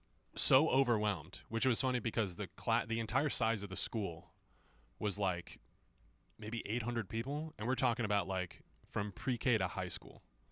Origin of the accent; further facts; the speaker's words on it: Phoenix, Arizona, United States; Yep. Born and raised.